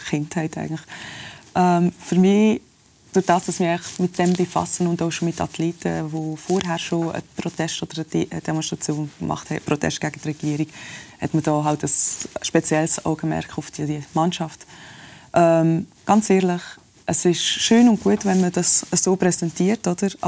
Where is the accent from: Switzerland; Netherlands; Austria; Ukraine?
Switzerland; born there; All die Privilegien, die ich da als Schweizer Iranerin habe, oder ich bin hier auf die Welt in der Schweiz, aber mit dem ganzen Background